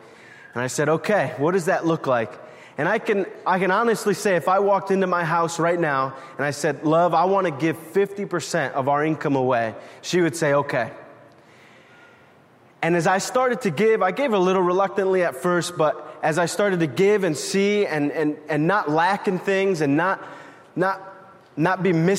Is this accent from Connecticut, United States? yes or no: yes; New Haven, Connecticut, United States; born there; this is the place I was born. I was born in New Haven.